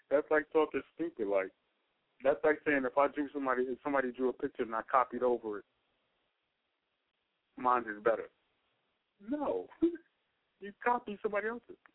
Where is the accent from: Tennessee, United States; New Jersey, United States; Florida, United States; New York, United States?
New York, United States; New York City; I'm coming from Brooklyn